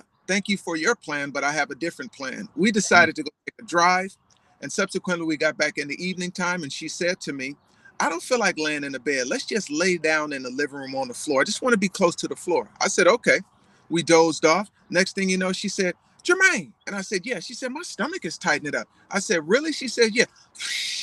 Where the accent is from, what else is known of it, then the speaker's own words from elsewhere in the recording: Los Angeles, California, United States; born and raised in Los Angeles, California